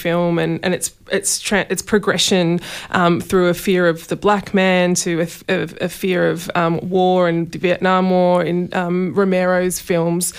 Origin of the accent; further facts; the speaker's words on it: Australia; as Australian filmmakers